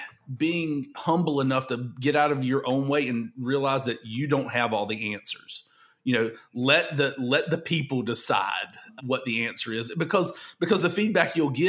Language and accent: English; the South, United States; I'm from the South